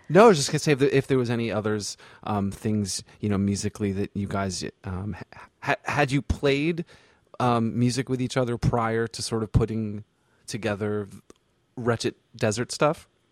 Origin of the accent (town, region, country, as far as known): Vermont, United States; born or raised there; moved away as an adult; also born or lived in the South (US)